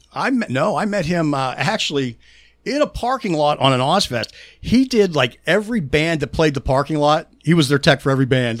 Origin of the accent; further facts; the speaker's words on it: Pittsburgh, Pennsylvania, United States; accent: Pittsburgh; My Pittsburgh accent is so damn bad